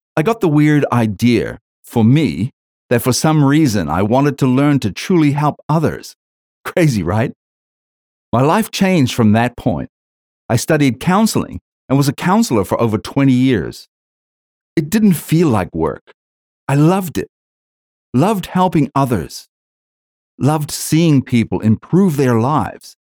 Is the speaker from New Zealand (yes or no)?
yes; New Zealand; moved away as an adult; now in Australia; I'm originally from New Zealand, I grew up hating the entire education system